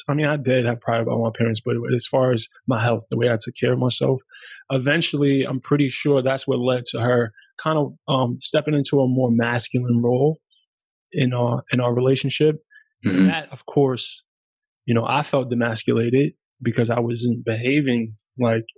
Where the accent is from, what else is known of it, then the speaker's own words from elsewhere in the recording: New York City, New York, United States; first language German; English is a second language; also born or lived in Germany; I'm from New York City